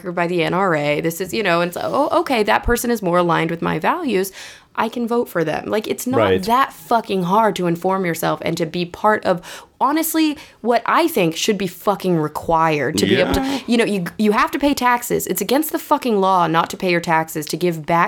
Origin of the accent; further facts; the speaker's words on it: Plano, Texas, United States; moved away as an adult; also born or lived in New York; I grew up in Plano, Texas, which is a suburb of Dallas